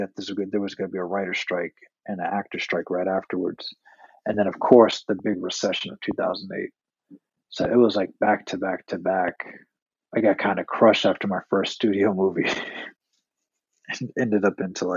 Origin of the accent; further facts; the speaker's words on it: Boston, Massachusetts, United States; moved away; I'm originally from Boston